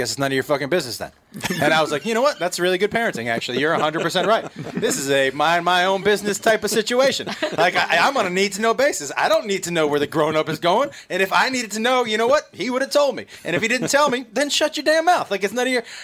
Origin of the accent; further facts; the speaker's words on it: Massachusetts, United States; moved away as an adult; also born or lived in Texas / Seattle / Los Angeles; I'm from Massachusetts